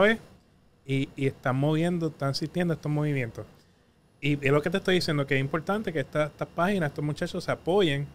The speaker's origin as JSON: {"language": "Spanish", "town": "Patillas", "country": "Puerto Rico", "moved": "yes", "lives_now": "San Juan, Puerto Rico", "said": "yo vengo del barrio Jaguar de Patilla"}